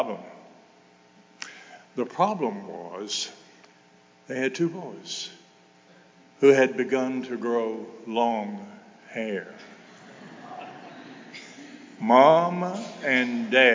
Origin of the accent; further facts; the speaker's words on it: Mississippi, United States; moved away as an adult; now in Noblesville, United States; I grew up in Mississippi in a time when there were no Republicans